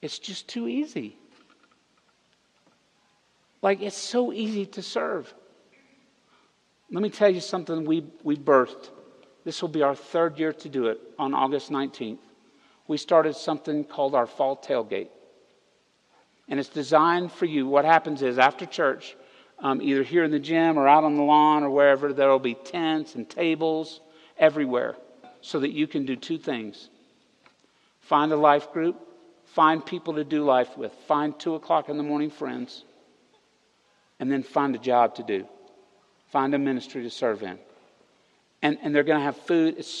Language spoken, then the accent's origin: English; the South, United States; moved away; we're all from the South. Everybody that came here to start this church, we're all Southerners